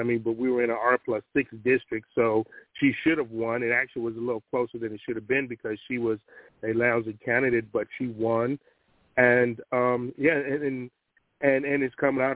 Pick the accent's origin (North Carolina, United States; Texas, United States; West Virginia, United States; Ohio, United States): Ohio, United States; Cleveland; moved away as an adult; also born or lived in Virginia; Born and raised in Cleveland, Ohio, spent 27 years